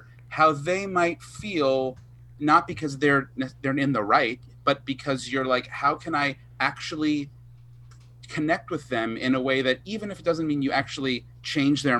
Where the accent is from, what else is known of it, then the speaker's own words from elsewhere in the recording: Long Island, New York, United States; I'm from Long Island, it's like buffoon nation